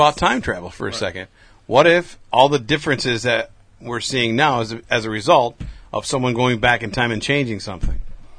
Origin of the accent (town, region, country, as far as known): United States